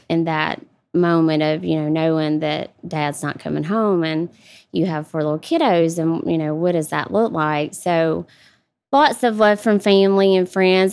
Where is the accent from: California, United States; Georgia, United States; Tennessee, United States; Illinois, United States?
Georgia, United States; South; moved away as an adult; also born or lived in Atlanta, Georgia; here in Georgia, South Georgia. really close to Jacksonville, Florida, about forty-five minutes from the line. So, really small town